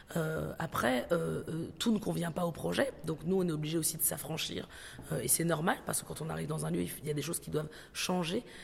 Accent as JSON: {"language": "French", "town": "Aubervilliers", "region": "Île-de-France", "country": "France", "tie": "born or raised there", "said": "J'ai grandi, passé une partie de mon enfance aussi à Aubervilliers"}